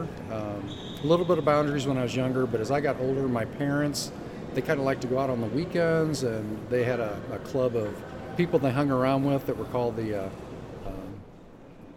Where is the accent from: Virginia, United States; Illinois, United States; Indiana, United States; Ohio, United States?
Illinois, United States; Hanna City; I was raised in Hanna City, Illinois